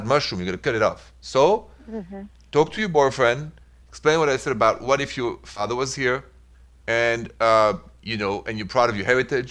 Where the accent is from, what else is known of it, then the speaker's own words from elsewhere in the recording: France; accent: thick accent; English is a second language; moved away as an adult; also born or lived in Midwest, United States; now in United States; Because that's where I'm from originally. But I've been here 22 years